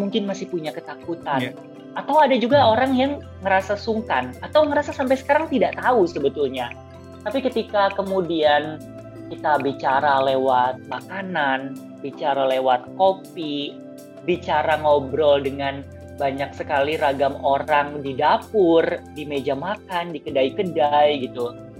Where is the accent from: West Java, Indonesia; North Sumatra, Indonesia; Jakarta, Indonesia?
Jakarta, Indonesia; aku lahir dan besar di Jakarta